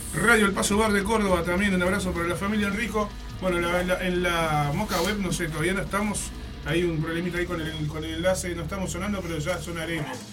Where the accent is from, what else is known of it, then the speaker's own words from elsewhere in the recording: Artigas, Uruguay; moved away; allá por mi pueblo, allá en Artigas